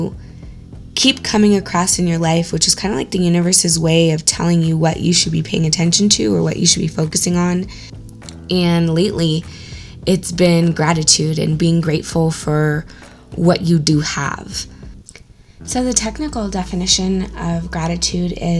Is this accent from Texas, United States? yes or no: no; Orange County, California, United States; growing up in Orange County